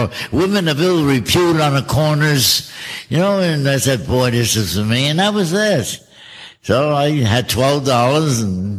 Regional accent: Elizabeth, New Jersey, United States; now in Key West, United States; I was born in Elizabeth, New Jersey.

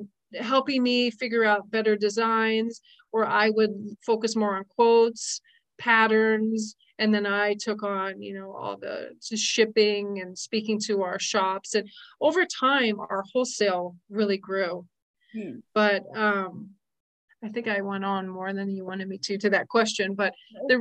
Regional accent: Las Vegas, Nevada, United States; moved away; I grew up in Las Vegas

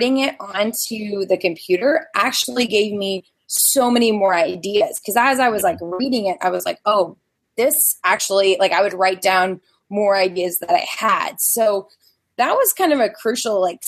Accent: Louisiana, United States; moved away as an adult; now in Houston, United States; I'm from Louisiana

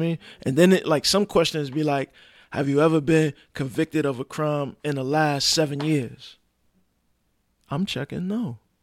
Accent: New York City, New York, United States; I'm from Brooklyn, New York, born and raised

